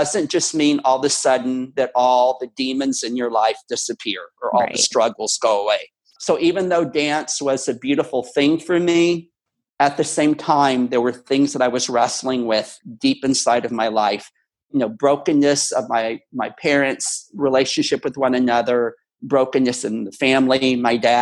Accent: Houston, Texas, United States; my hometown of Houston.

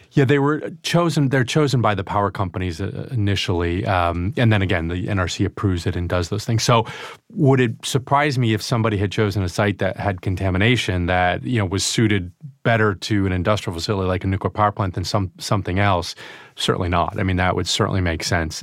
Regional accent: Albany, New York, United States; also born or lived in Glens Falls, New York; upstate New York from Albany

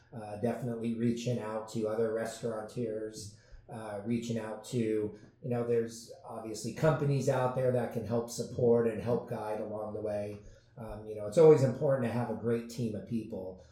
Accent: San Diego, California, United States; I grew up in San Diego

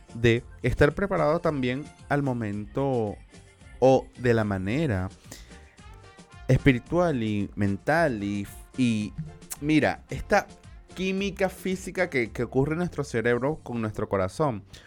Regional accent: Maracaibo, Zulia, Venezuela; accent: Maracucho; tenéis como maracucho y no como español

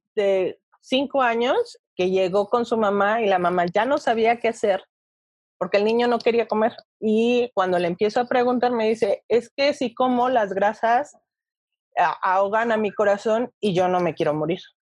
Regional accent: Toluca, State of Mexico, Mexico; moved away as an adult; now in Mexico City, Mexico; yo soy de Toluca, actualmente llevo 10 años viviendo en la Ciudad de México

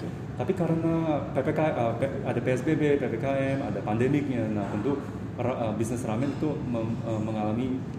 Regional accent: Indonesia; Nah, saya sebenarnya asli orang Indonesia.

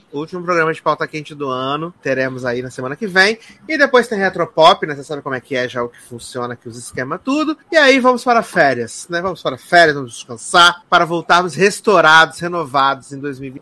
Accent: Rio de Janeiro, Brazil; Eu sou do Rio de Janeiro

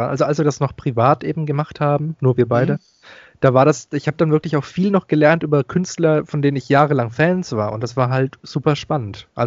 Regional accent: Stuttgart, Baden-Württemberg, Germany; ich komme aus Stuttgart

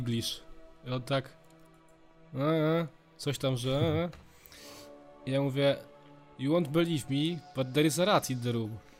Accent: Poland; jestem Polakiem

